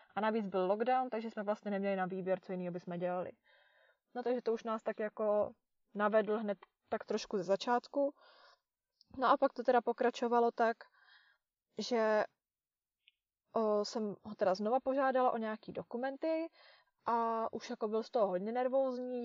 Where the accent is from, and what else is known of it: Czechia; moved away